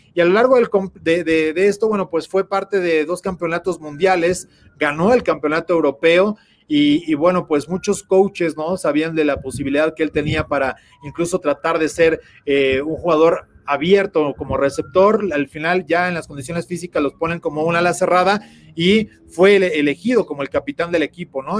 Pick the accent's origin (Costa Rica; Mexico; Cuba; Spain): Mexico; qué satisfacción como mexicanos